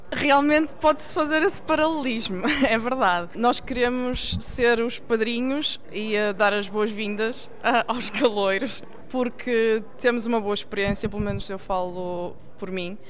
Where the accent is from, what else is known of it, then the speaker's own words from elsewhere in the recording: Maia, Norte, Portugal; moved away as an adult; also born or lived in Sweden; now in Germany; eu sou natural da Maia